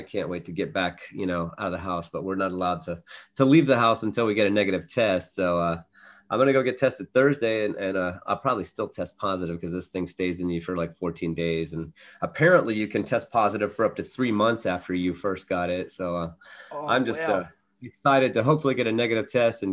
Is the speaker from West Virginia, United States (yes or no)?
yes; northern West Virginia, United States; also born or lived in Atlanta, Georgia; I was born in Atlanta, Georgia, moved when I was three. We ended up settling about an hour south of Pittsburgh, Pennsylvania, in northern West Virginia, small town, a university town